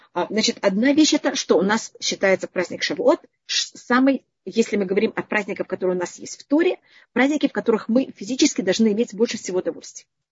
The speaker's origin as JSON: {"language": "Russian", "country": "Israel", "tie": "born or raised there", "said": "я почти всю жизнь живу в Израиле"}